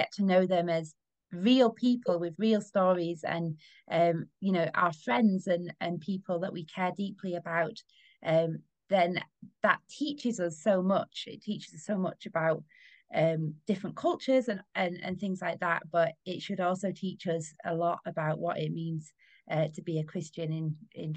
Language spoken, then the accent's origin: English; United Kingdom; we as British people